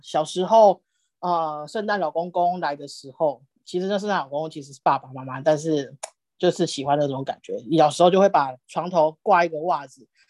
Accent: Dongshi, Taiwan; 小时候住在东市，东市镇

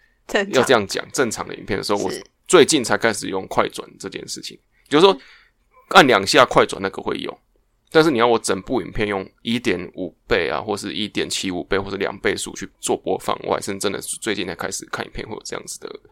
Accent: Taiwan; 就是比如说我们台湾人，

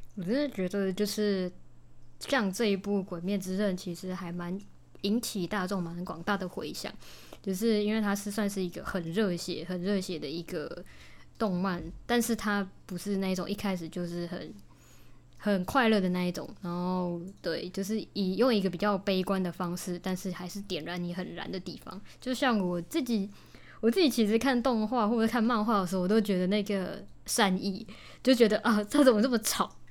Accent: Taichung, Taiwan; 我就是来自台中海边的，对，就是专产消波块跟庆记的海线

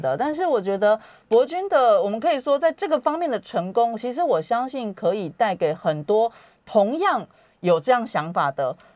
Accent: Taiwan; 我们台湾人

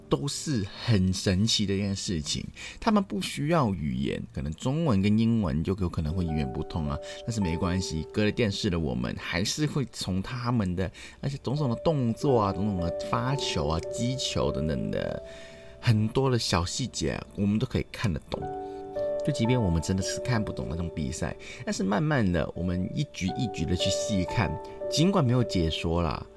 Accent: Hong Kong; 我们香港

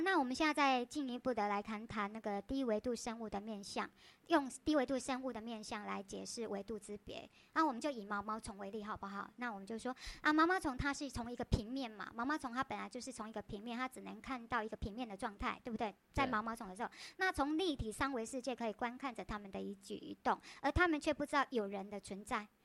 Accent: Taiwan; 我们台湾人就讲苹果

